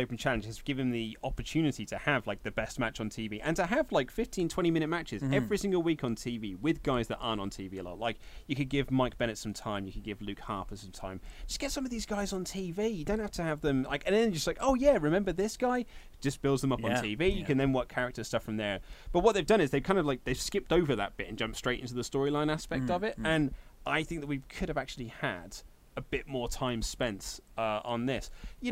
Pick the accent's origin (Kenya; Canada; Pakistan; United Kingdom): United Kingdom; we are British